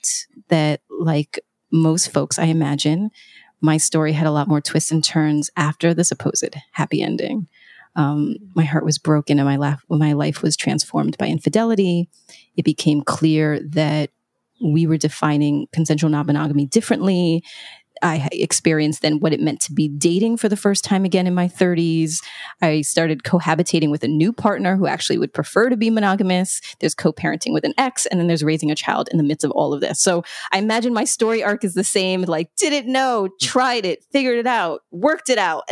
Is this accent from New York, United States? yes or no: yes; New York, United States; I'm a New Yorker